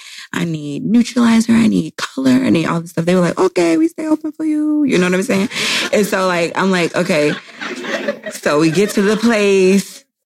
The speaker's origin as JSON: {"language": "English", "region": "the South", "country": "United States", "said": "I'm from the South. So we love …, …"}